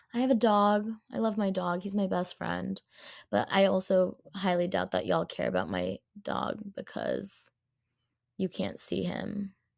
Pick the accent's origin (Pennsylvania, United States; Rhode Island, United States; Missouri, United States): Rhode Island, United States; as a person who has was born and raised in Rhode Island